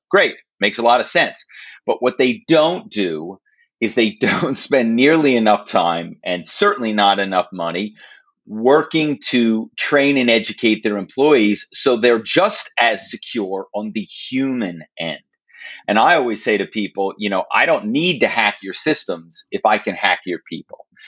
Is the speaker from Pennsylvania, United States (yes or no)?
yes; Philadelphia, Pennsylvania, United States; moved away as an adult; also born or lived in New York / Los Angeles; now in Malibu, United States; my hometown is philadelphia